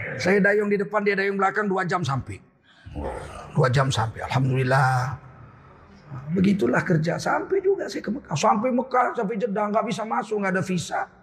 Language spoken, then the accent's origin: Indonesian; Medan, North Sumatra, Indonesia; moved away; saya orang Melayu